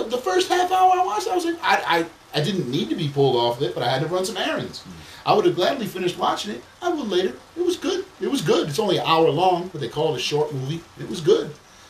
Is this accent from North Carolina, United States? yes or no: no; New York, United States; I'm from New York